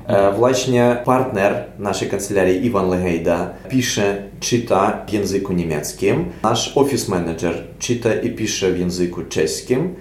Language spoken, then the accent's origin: Polish; Ukraine; Polish is a second language; nasz kraj i my, jako Ukraińcy